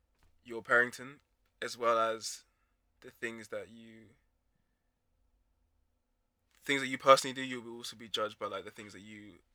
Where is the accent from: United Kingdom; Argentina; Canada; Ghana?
Ghana; I'm a biblical man. I'm a Ghanaian man.